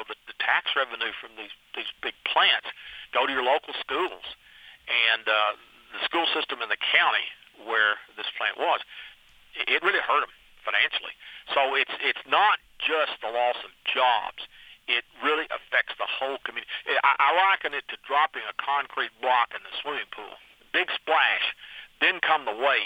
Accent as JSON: {"language": "English", "region": "Kentucky", "country": "United States", "tie": "born or raised there", "said": "my hometown, the north side of our court square. It's a very typical Kentucky town"}